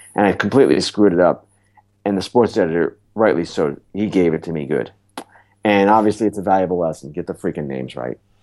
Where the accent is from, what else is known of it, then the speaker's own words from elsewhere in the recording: Oyster Bay, New York, United States; I grew up in Oyster Bay, New York, which is a town on the North Shore of Long Island